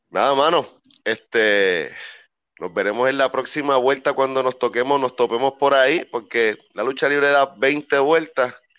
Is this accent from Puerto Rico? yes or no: yes; Puerto Rico; Puerto Rico, mi tierra amada